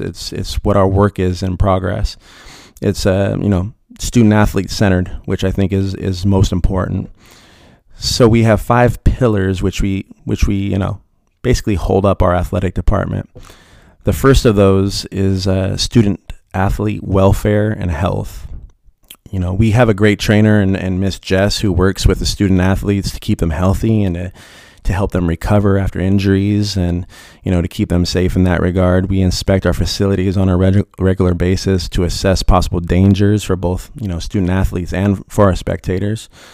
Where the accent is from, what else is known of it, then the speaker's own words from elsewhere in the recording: Riverside, California, United States; I was born and raised in Riverside, California.